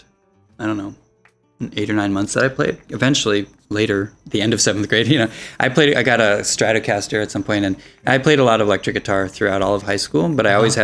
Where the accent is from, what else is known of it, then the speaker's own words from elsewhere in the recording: Minneapolis, Minnesota, United States; I took lessons at a music store in the Twin Cities where I grew up in Minneapolis